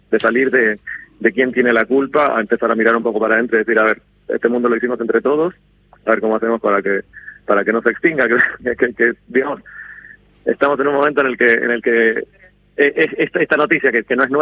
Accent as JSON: {"language": "Spanish", "country": "Argentina", "said": "yo, me siento me siento profundamente argentino"}